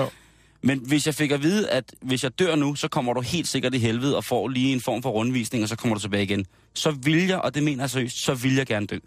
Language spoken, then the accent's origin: Danish; Denmark; sådan som vi er opdraget som danskere i den kristne danske folketro